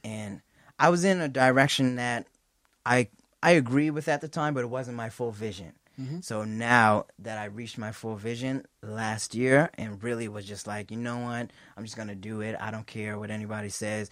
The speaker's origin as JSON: {"language": "English", "town": "North Preston", "region": "Nova Scotia", "country": "Canada", "said": "I'm from North Preston, Nova Scotia."}